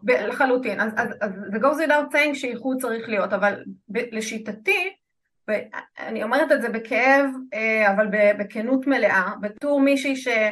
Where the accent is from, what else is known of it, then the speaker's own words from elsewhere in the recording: Israel; אני כישראלית